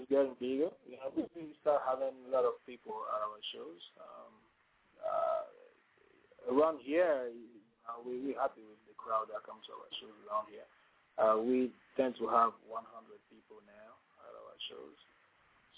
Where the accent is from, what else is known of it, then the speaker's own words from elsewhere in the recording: Togo; English is a second language; now in Washington, D.C., United States; I'm from Togo